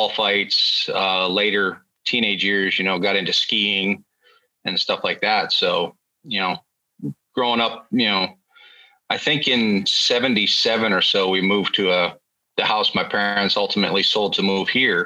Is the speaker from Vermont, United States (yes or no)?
yes; Vermont, United States; moved away as an adult; now in San Antonio, United States; I was born and raised in Vermont.